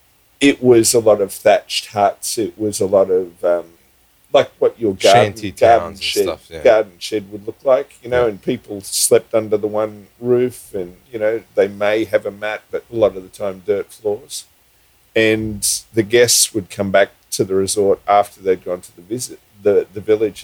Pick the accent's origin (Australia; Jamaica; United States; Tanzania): Australia; Sydney, New South Wales; moved away as an adult; also born or lived in Queensland / Fiji; I was born in Sydney, yes. Okay. And I moved to Queensland when I was probably 23.